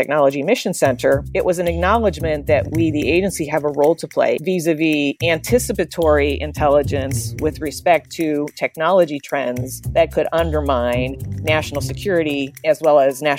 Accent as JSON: {"language": "English", "region": "Pennsylvania", "country": "United States", "tie": "born or raised there", "said": "I grew up in Western Pennsylvania, went to a great school undergraduate, Carnegie Mellon"}